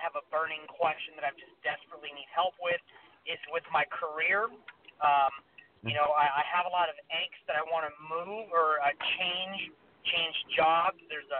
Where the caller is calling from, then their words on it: Sacramento, California, United States; I'm calling from Sacramento, and my birthday is 12/22/87.